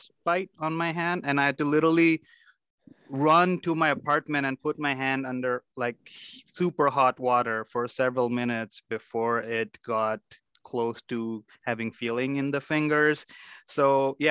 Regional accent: Mumbai, Maharashtra, India; also born or lived in Chicago, United States; now in Minnesota, United States; I grew up in Mumbai, India, where the weather was 90 degrees and humid for most part of the year.

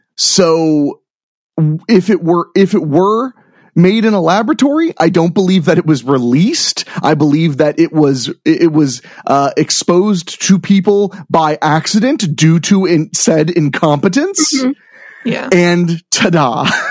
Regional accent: Midwest, United States; I grew up in the Midwest

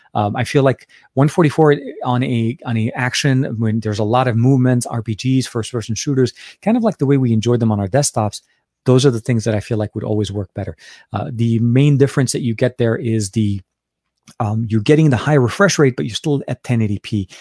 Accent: Beirut, Beirut Governorate, Lebanon; my home country, uh, and not only that, from my home city, Beirut, Lebanon.

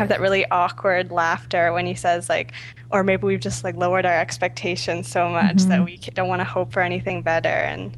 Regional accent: Kingston, Ontario, Canada; moved away as an adult; now in Montreal, Canada; I grew up in Kingston.

